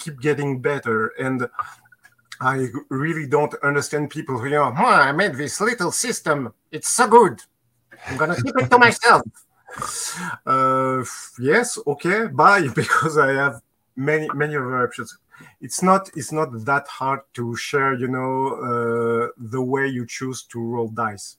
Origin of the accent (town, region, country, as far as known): France; accent: Maurice Chevalier (French); English is a second language